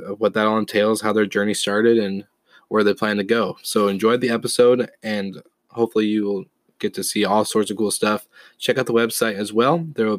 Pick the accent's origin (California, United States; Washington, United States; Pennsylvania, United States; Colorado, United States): Washington, United States; Stanwood; I'm from Stanwood, Washington, a small town right between Seattle and Bellingham that no one's ever heard of.